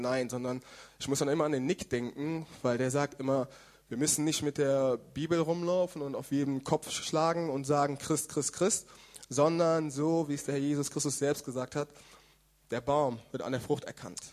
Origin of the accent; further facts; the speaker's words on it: Germany; now in Karlsruhe, Germany; Ich bin in Deutschland geboren